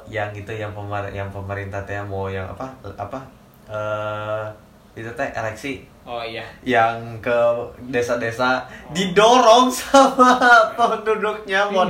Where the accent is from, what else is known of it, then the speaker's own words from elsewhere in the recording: Indonesia; accent: Indonesian; mereka nggak mempermasalahin kayak aksen gua gimana hmm. aksen dianya yang penting dia ngerti gua ngerti udah Indonesia iya. ya aksen Indonesia men